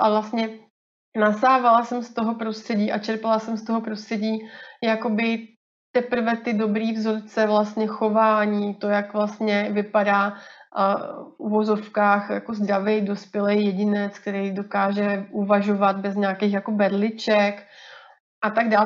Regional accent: Rýmařov, Moravian-Silesian Region, Czechia; moved away as an adult; also born or lived in Brno; now in Plzeň, Czech Republic; pocházím původně z Moravy z takového maličkého městečka na Moravě, Rýmařov

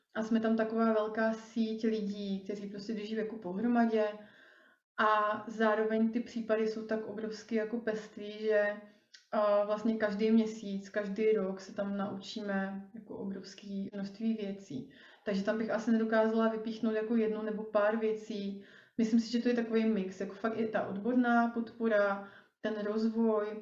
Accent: Rýmařov, Moravian-Silesian Region, Czechia; moved away; já pocházím původně z Moravy, z takového malého městečka na Moravě

